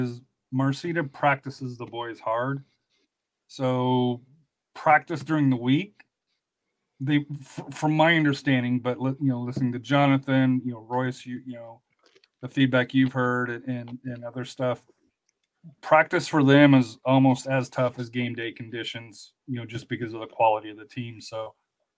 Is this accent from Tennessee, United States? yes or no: yes; Memphis, Tennessee, United States; now in Miami, United States; my hometown of Memphis